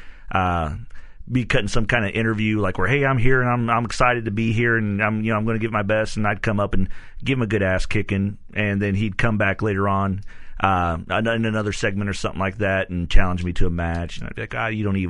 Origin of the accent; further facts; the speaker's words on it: Missouri, United States; I'm from Missouri